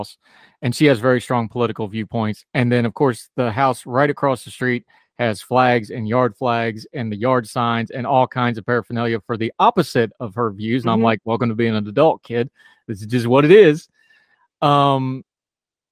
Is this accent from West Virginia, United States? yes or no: yes; West Virginia, United States; moved away; I grew up in West Virginia.